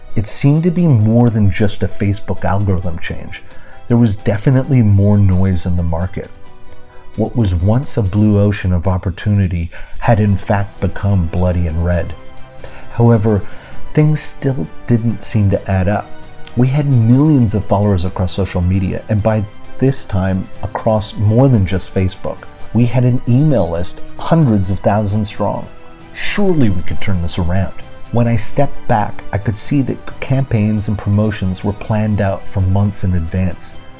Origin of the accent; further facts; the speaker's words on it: Canada; my hometown in Canada